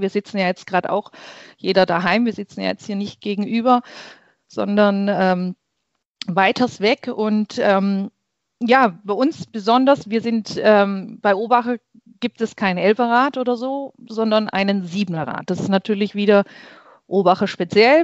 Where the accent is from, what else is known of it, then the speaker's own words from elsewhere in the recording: Heimerdingen, Baden-Württemberg, Germany; Ich komme aus Heimerding, schon immer in Heimerding gelebt, geboren und hier aufgewachsen.